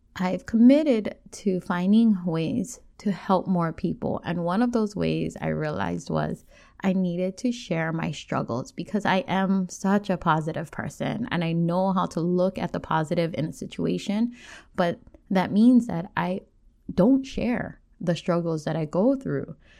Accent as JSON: {"language": "English", "area": "Oahu, North Shore", "region": "Hawaii", "country": "United States", "tie": "born or raised there", "said": "I grew up on Oahu, on the North Shore"}